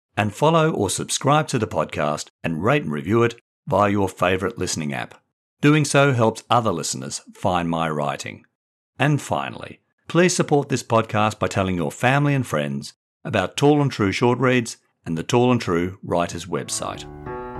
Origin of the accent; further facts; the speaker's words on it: Perth, Western Australia, Australia; also born or lived in England / Brighton, England; now in Sydney, Australia; from my childhood in Perth to my mid-twenties and thirties in England and as a middle-aged dad in Sydney